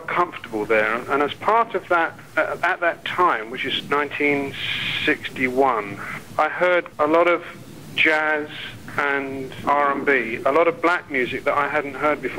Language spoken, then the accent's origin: English; London, United Kingdom; I was a kid from West London